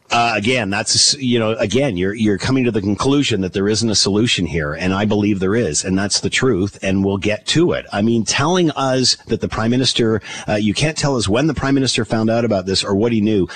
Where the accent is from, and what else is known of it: Canada